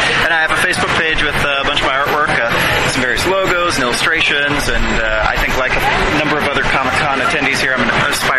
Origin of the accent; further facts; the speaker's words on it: Denver, Colorado, United States; Colorado, Denver, Colorado.